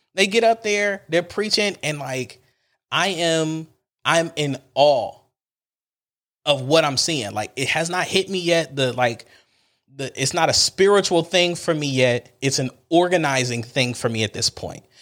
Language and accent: English; Cleveland, Ohio, United States; I'm from Cleveland